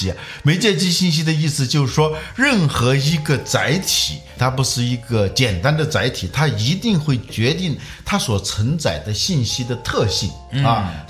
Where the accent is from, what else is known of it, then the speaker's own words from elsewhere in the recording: Hubei, China; moved away; 我们老家的一张报纸啊，我是湖北人嘛